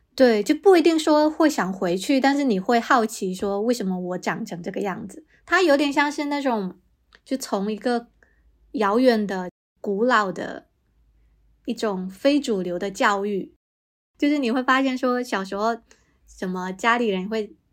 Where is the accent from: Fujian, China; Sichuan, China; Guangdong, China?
Fujian, China; 我也是闽南人